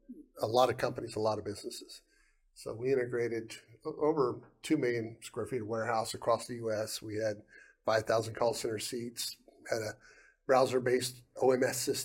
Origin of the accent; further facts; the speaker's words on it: Ohio, United States; moved away as an adult; also born or lived in Guam; I'm from Ohio. I'm a Buckeye. I went to Ohio State